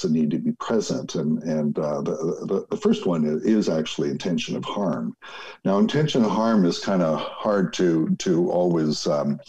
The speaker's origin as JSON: {"language": "English", "town": "Winnipeg", "region": "Manitoba", "country": "Canada", "tie": "born or raised there", "said": "Growing up in Winnipeg"}